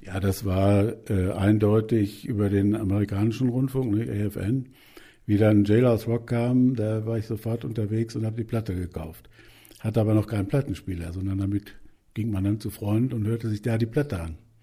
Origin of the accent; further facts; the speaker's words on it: Germany; bei uns in Deutschland